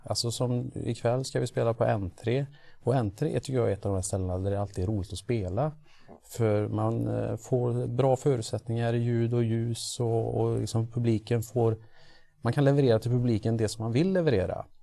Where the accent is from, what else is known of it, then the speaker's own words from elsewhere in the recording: Trollhättan, Västra Götaland, Sweden; vi är från Trollhättan